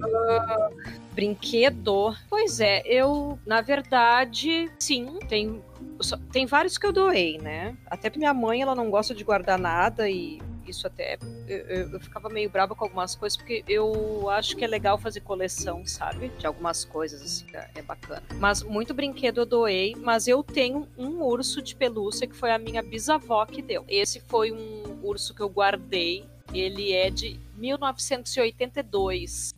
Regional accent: Gaúcha, Rio Grande do Sul, Brazil; also born or lived in Porto Alegre; eu moro em Porto Alegre, né? Eu sou gaúcha

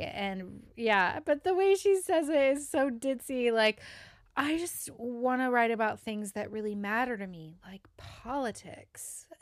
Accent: the South, United States; accent: Southern; I am Southern

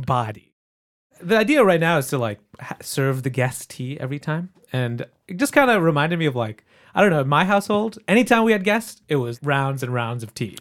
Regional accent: Michigan, United States; I grew up in Michigan

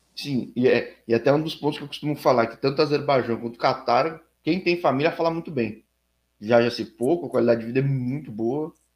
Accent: São Paulo, Brazil; eu sou de São Paulo

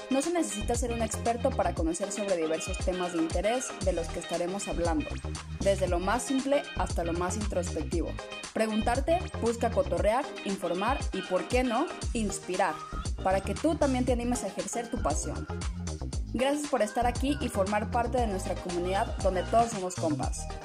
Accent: Guadalajara, Jalisco, Mexico; Les saluda … Para quienes no me conocen, soy originaria de Guadalajara, Jalisco.

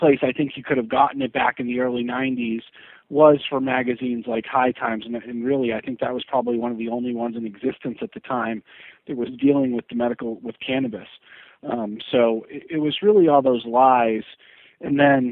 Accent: New Hampshire, United States; now in Florida, United States; I'm originally from New Hampshire

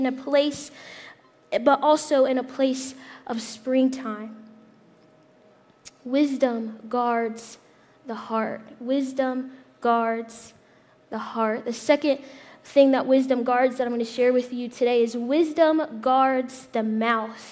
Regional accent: Indiana, United States; moved away; I'm from Indiana. So I went back home to Indiana a couple months ago

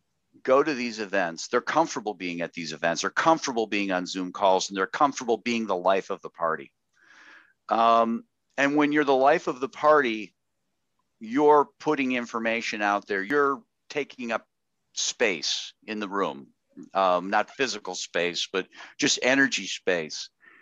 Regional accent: Chicago, Illinois, United States; Well, I grew up in Chicago, Illinois, and oh, what part of Chicago?

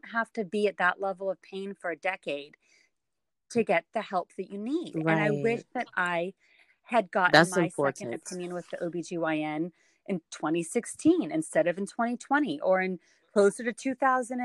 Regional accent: West Coast, United States; moved away as an adult; also born or lived in St. Louis, Missouri; I was raised on the West Coast

